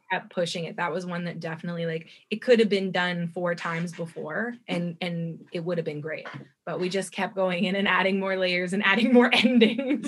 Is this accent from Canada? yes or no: yes; Kelowna, British Columbia, Canada; now in Vancouver, Canada; I grew up in Kelowna, BC, which is in the Okanagan here.